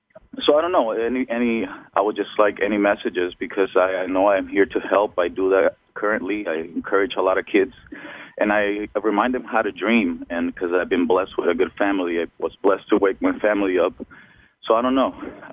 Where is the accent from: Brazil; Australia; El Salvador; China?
El Salvador; now in California, United States; I'm actually, I'm from El Salvador